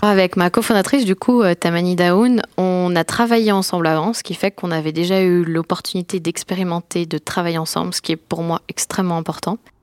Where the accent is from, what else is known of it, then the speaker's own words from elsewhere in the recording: France; moved away as an adult; also born or lived in Lausanne, Switzerland / Boston, United States; now in Switzerland; je suis française d'origine et je suis venue à l'EPFL pour faire des études